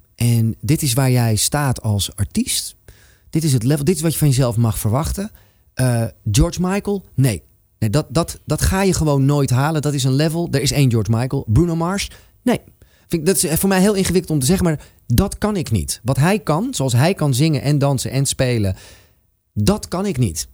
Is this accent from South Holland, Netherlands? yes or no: no; Amsterdam, North Holland, Netherlands; Van waar ik vandaan kom was in dit geval een heel Amsterdamse eh, schoffie type.